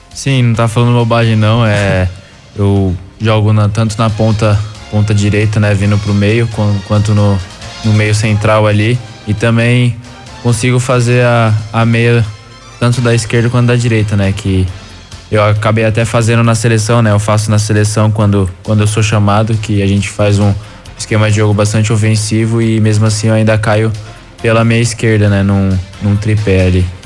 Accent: São Paulo, Brazil; moved away; sou de São Paulo, natural de São Paulo, capital

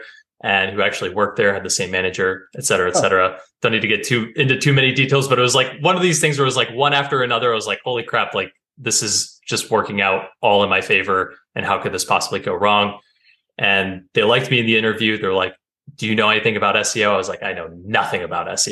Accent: Vermont, United States; also born or lived in North Carolina; So I moved from North Carolina up to Vermont, which is where I grew up

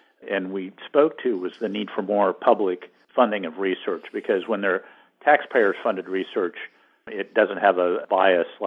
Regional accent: Great Plains, United States; I grew up in the Great Plains

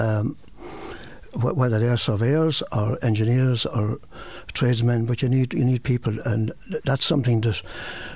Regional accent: Campile, County Wexford, Ireland; moved away as an adult; now in Carlow, Ireland; I'm from Wexford originally, down a little place called Campile

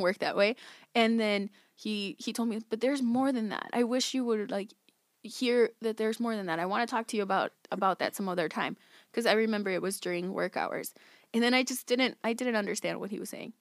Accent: West Chicago, Illinois, United States; I grew up in West Chicago. I am twenty-eight years old

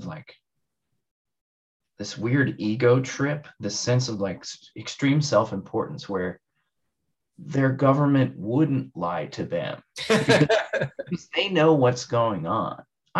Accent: United States; I'm an American

